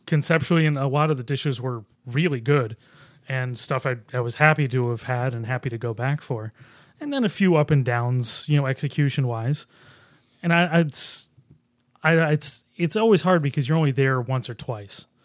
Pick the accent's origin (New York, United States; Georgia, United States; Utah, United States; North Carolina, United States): New York, United States; Buffalo; I grew up in Buffalo